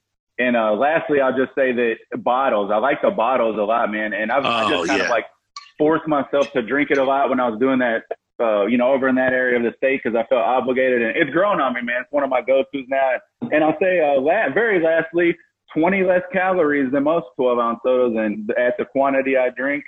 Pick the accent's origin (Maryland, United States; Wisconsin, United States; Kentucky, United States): Kentucky, United States; I know I'm from Kentucky.